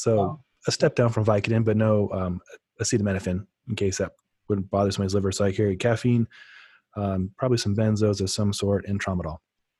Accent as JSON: {"language": "English", "region": "Midwest", "country": "United States", "tie": "born or raised there", "moved": "yes", "lives_now": "Denver, United States", "said": "I grew up in the Midwest"}